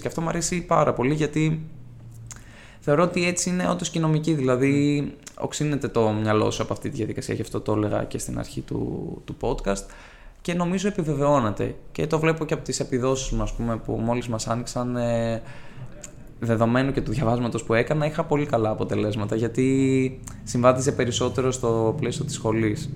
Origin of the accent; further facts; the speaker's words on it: Ioannina, Epirus, Greece; moved away as an adult; now in Athens, Greece; μια πόλη σίγουρα μικρότερη τη Αθήνα, α πούμε, που κατάγομαι, από τα Γιάννενα